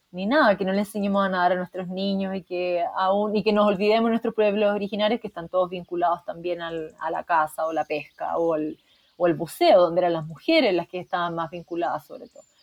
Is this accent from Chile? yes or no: yes; Chile; soy psicóloga de la Chile